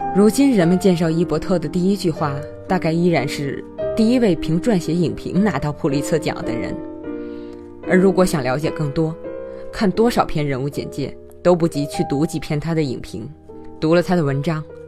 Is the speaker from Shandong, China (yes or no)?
no; Tianjin, China; 用我们天津话来说